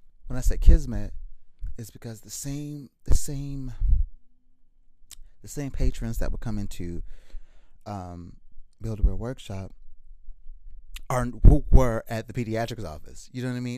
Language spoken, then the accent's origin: English; hometown about 45 minutes from Miami, Florida, United States; born or raised there; moved away as an adult; also born or lived in Tampa, Florida